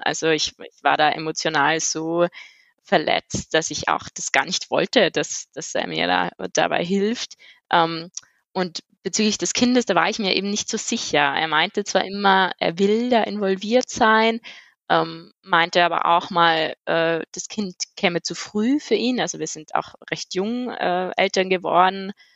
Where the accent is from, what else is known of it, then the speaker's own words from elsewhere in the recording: Innsbruck, Tyrol, Austria; moved away as an adult; also born or lived in Bochum, Germany; now in Vienna, Austria; ich komme ursprünglich eigentlich aus Innsbruck, aus Tirol